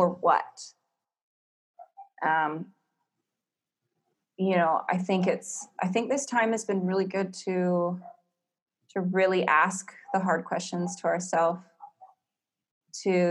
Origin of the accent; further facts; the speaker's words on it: Canada; moved away as an adult; also born or lived in Whistler, Canada / Australia; now in Bali, Indonesia; I'm from Canada. We have four seasons